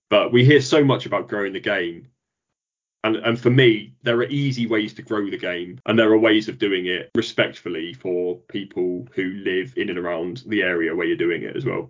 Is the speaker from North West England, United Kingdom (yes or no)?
yes; North West England, United Kingdom; the Ryder Cup was right on my doorstep where I grew up in Lancashire, and I watched the best players in the world.